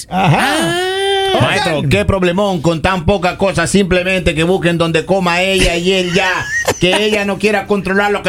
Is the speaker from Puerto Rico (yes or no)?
no; Guatemala; Yo soy Chapín y la suegra lo que debería de hacer